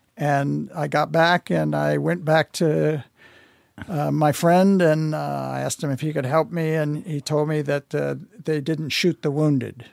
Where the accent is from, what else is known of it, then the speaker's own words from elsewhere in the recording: United States; I'm an American. I live here